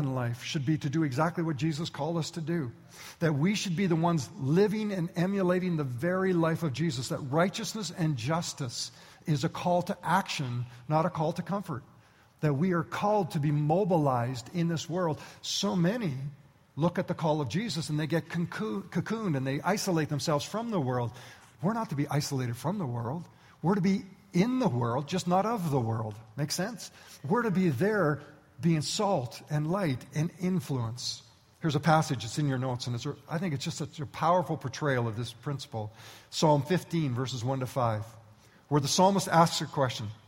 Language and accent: English; Canada; I was born and raised in Canada